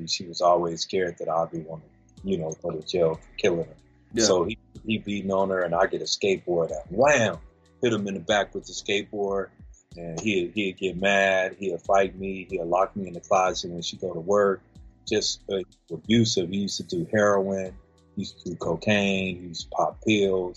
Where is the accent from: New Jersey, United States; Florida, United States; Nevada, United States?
Nevada, United States; Las Vegas; also born or lived in California; I'm from California originally. I moved out here to Vegas when I was 5 years old.